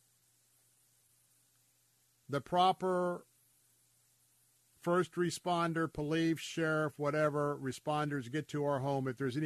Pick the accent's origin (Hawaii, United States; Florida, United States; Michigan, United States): Florida, United States; Tampa; I'm a native Tampanian, born and raised in Tampa